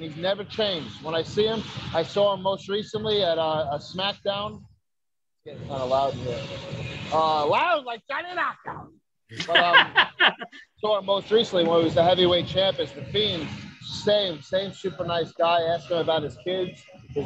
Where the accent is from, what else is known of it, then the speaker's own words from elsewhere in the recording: New York City, New York, United States; moved away as an adult; also born or lived in Dyker Heights, Brooklyn / Staten Island; now in Florida, United States; Brooklyn, I'm originally from Bensonhurst, 18th Avenue and 72nd, between 18th and 19th. And then, you know, I moved around. I did Dyker Heights most recently before I moved here to Florida